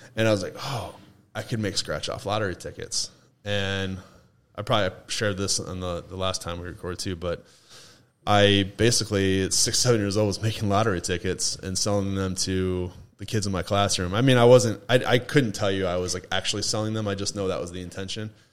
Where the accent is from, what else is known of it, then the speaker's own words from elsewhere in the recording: Toledo, Ohio, United States; moved away as an adult; also born or lived in Mankato, Minnesota / Nashville, Tennessee; now in Asheville, United States; I was born and raised in Toledo until I was 28